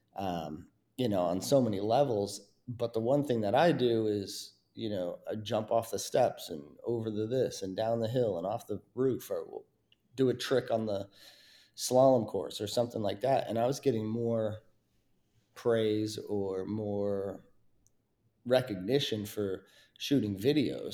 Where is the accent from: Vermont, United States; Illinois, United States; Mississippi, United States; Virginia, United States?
Vermont, United States; Mount Snow; my hometown in, you know, right there in Mount Snow, Vermont